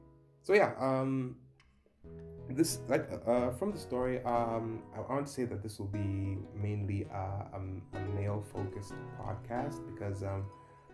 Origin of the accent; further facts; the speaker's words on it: Dar es Salaam, Tanzania; moved away as an adult; now in Nairobi, Kenya; I'm originally from Dar es Salaam, Tanzania. I was born and raised there. I grew up there.